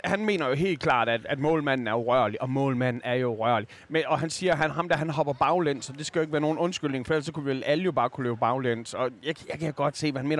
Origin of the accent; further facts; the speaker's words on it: Skanderborg, Central Denmark Region, Denmark; vokset op i Skanderborg